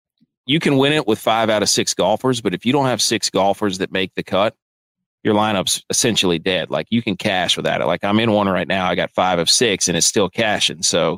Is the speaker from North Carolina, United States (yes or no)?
yes; North Carolina, United States; North Carolina.